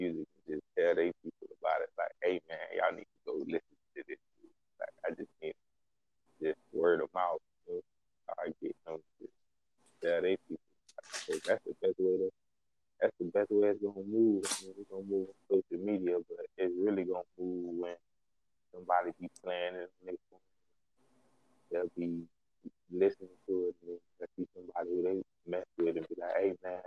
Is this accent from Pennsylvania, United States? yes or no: no; Fort Lauderdale, Florida, United States; moved away as an adult; now in Atlanta, United States; I'm originally from Fort Lauderdale, Florida.